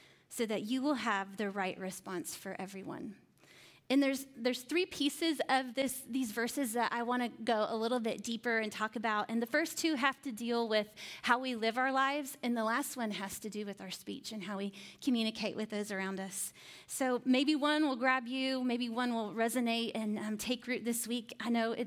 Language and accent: English; Indiana, United States; I was living in Indiana at the time. I grew up in Indiana